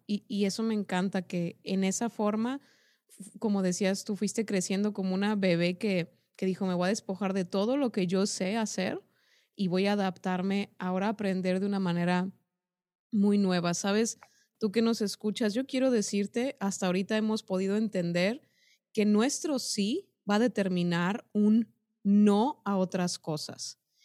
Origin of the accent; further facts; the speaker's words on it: Mexico; como mexicanos y como este lado del mundo